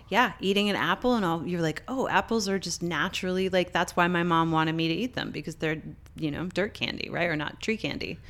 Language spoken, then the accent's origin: English; Canada; moved away; also born or lived in Montreal; I'm Canadian